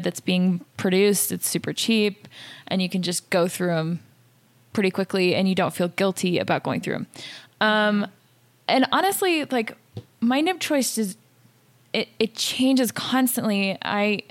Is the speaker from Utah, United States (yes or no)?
yes; Salt Lake City, Utah, United States; also born or lived in San Francisco area, California; So I'm from Salt Lake City, Utah, grew up here, spent a little bit of time in San Francisco area. I'm back